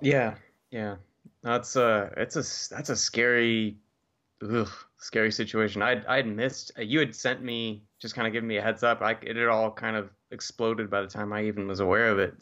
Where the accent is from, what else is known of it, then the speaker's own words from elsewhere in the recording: Santa Barbara, California, United States; moved away; back in Santa Barbara, which is my hometown